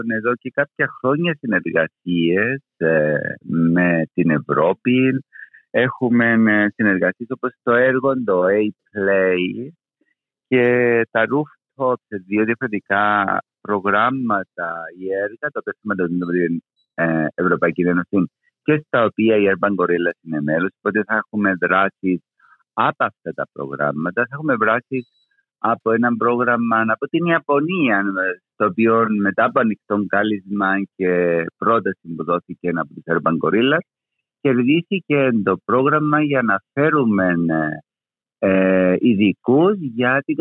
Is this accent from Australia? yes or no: no; Famagusta, Famagusta District, Cyprus; also born or lived in Kaimakli, Nicosia; now in Nicosia, Cyprus; εγώ έχω ε, μετακομίσει στο Καϊμακλίν το 2007. Είμαι από την Αμόχαστο